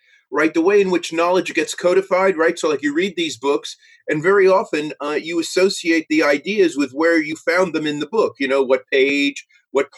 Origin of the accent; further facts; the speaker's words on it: New York City, New York, United States; moved away as an adult; also born or lived in Cambridge, United Kingdom / Pittsburgh, United States; now in United Kingdom; I'm originally from New York City